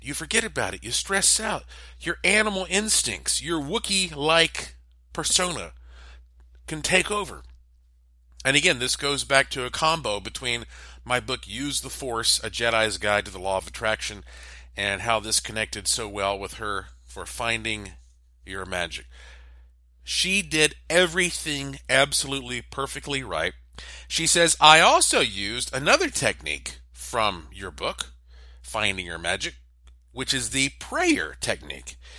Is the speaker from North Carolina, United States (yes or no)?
yes; Asheville, North Carolina, United States; my hometown, Asheville, North Carolina